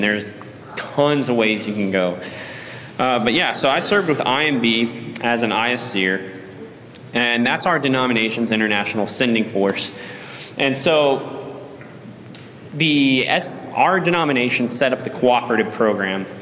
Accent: Columbus, Texas, United States; I grew up here in Columbus

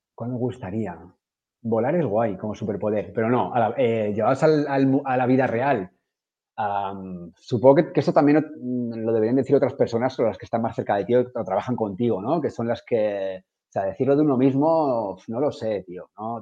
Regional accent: Madrid, Community of Madrid, Spain; also born or lived in Ibiza; now in Barcelona, Spain; Vivo en Barcelona, que soy de Madrid, llevo aquí 16, 17 años

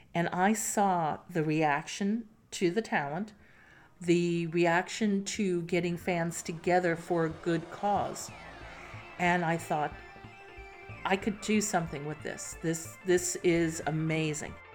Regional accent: New York City, New York, United States; When I grew up in New York City

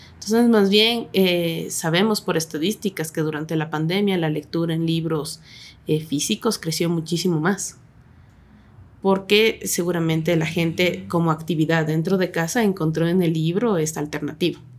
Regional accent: Ecuador; also born or lived in Quito; Soy nacida en Quito, pero en Bateñita porque me crié ahí.

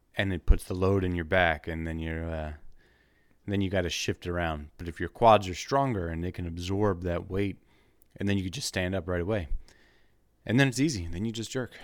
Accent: Wilmington, United States; moved away; I'm from Wilmington.

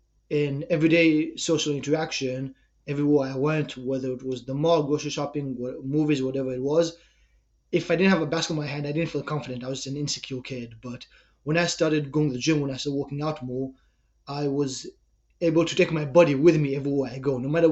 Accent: China; English is a second language; moved away as an adult; also born or lived in Israel; So as you can probably hear from my accent, I'm from Israel. When I was 6, my family and I moved to China. I grew up there. At 18 years old, I decided to go to Canada

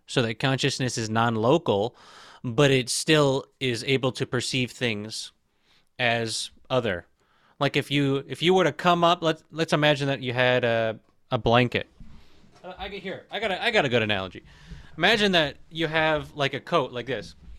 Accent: Michigan, United States; moved away as an adult; also born or lived in Tampa, Florida / Phoenix, Arizona; I was living in Michigan, born and raised in Michigan. Not born, I was born in Tampa, Florida, but for most of my life, I lived in Michigan.

